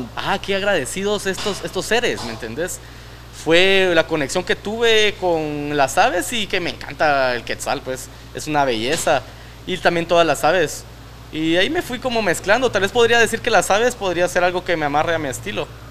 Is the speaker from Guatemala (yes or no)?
yes; Guatemala